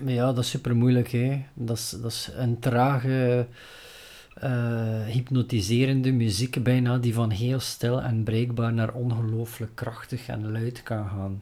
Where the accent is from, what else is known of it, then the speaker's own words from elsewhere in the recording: Flanders, Belgium; we zijn Belgen, we zijn, we zijn Vlaming